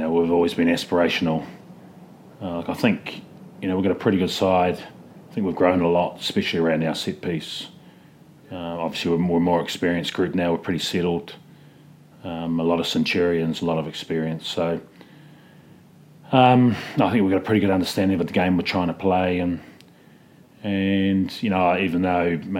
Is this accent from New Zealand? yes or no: yes; New Zealand; moved away as an adult